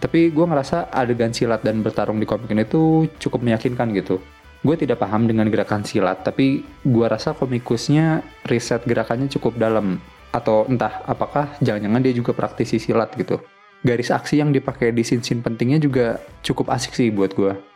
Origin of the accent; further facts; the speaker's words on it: Betawi, Jakarta, Indonesia; gue yang sekarang hidup sebagai anak Betawi